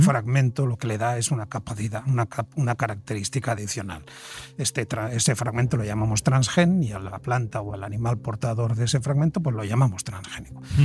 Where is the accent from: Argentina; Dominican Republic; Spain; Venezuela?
Spain; en nuestro país, en España